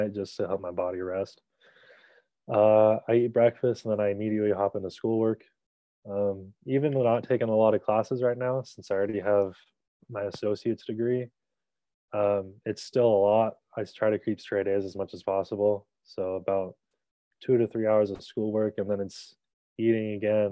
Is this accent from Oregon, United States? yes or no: yes; Bend, Oregon, United States; I grew up in Bend, Oregon